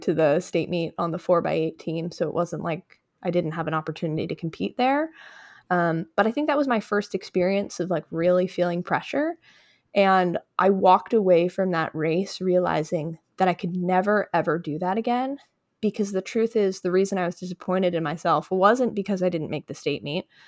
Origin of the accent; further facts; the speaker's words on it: Westchester County, New York, United States; I grew up in Westchester County, which is just north of New York City.